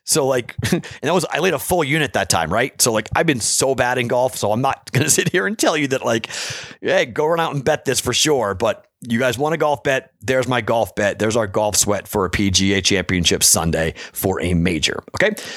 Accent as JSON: {"language": "English", "town": "Andover", "region": "Massachusetts", "country": "United States", "tie": "born or raised there", "said": "my hometown of Andor, Massachusetts."}